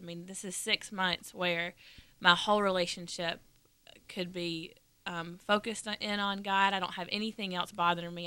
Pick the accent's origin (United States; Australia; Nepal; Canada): United States; Dalton, Georgia; I'm from Dalton, Georgia, which is in the northwest corner of Georgia, about an hour and a half north of Atlanta